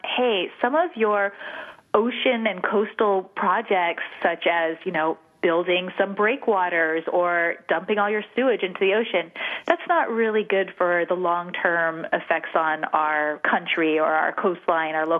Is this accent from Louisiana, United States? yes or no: no; Hawaii, United States; moved away as an adult; also born or lived in Los Angeles / Europe / Latin America; now in California, United States; I grew up in Hawaii, which was so fabulous